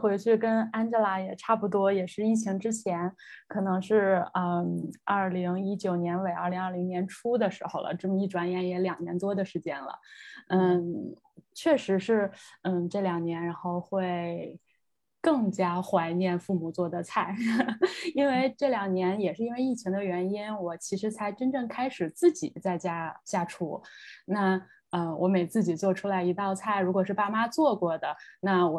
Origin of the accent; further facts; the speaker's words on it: North China, China; now in abroad; 另外，在海外，我感觉其实我吃的比较多的反倒是川菜吧，虽然我也是一个北方人。